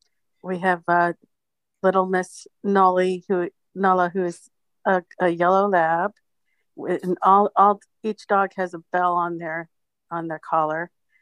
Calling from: Tempe, Arizona, United States; I'm from Tempe, Arizona.

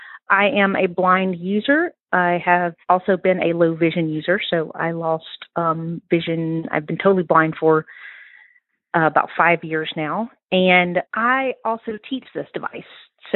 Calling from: Mississippi, United States; I'm calling in from Mississippi in the United States.

